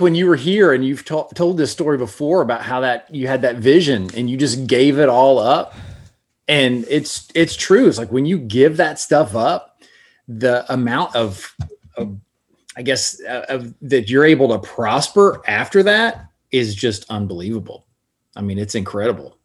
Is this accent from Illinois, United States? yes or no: no; Florida, United States; from Florida